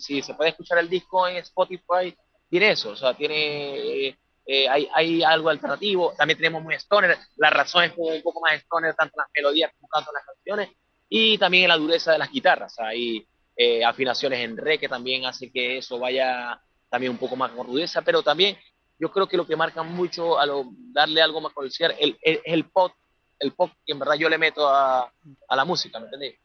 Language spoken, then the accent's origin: Spanish; Venezuela; moved away as an adult; now in Santiago, Chile; yo soy de nacionalidad venezolana